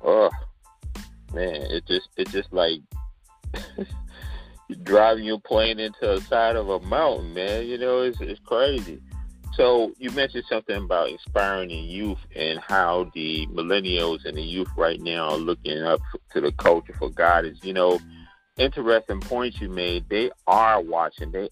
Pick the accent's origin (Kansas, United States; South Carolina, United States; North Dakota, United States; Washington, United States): South Carolina, United States; Charleston; accent: Gullah and Geechee; moved away as an adult; also born or lived in New York; I came up from Charleston, South Carolina